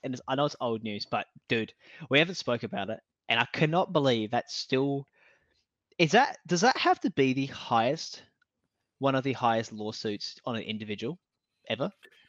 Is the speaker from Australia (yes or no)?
yes; Australia; I'm the Australian Down Under Wish version of Alex Hormozi.